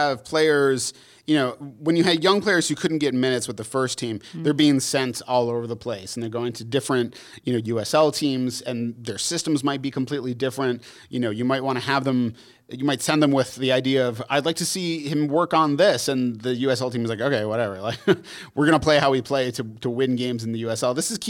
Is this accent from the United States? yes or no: yes; United States; Like, we're definitely American, so.